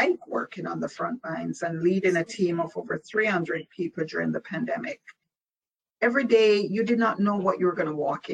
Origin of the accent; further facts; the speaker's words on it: Jamaica; moved away as an adult; now in United States; I was born in Jamaica, West Indies. And I migrated here at the age of 18. So I completed what we call primary and high school in Jamaica